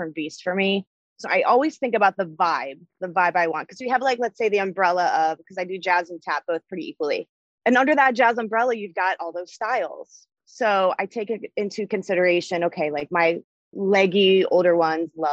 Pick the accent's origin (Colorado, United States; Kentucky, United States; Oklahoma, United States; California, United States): Kentucky, United States; Northern Kentucky / Cincinnati area, United States; also born or lived in Buffalo, New York; I was born in Buffalo, New York. I trained at Mary Alice's Dance until I was about 7. My dad got a job transfer and that moved me to the Northern Kentucky / Cincinnati area.